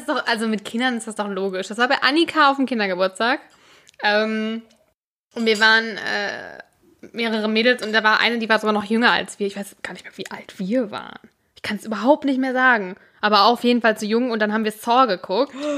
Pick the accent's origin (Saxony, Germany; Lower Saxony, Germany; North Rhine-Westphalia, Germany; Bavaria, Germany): North Rhine-Westphalia, Germany; born or raised there